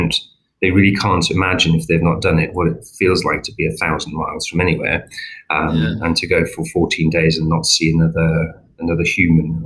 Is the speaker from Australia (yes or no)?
no; South Africa; accent: slight twang; now in England, United Kingdom; some of you may have picked up a slight sort of twang to my accent. I originally was born in Southern Africa, in South Africa, although I've been in England for many years and I'm English